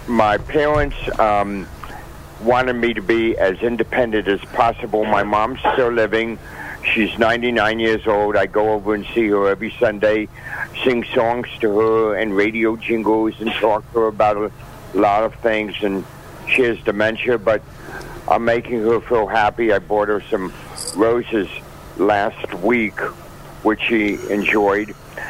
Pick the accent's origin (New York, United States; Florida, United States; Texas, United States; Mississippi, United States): Florida, United States; Miami Beach; also born or lived in Boston area, Massachusetts; I was born here in Miami, Florida, Miami Beach.